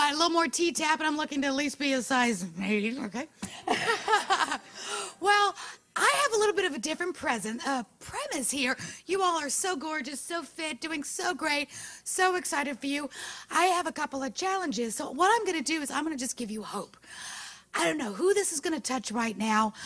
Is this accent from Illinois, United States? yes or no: no; New York City, New York, United States; moved away as an adult; also born or lived in Florida; I was born and raised in New York City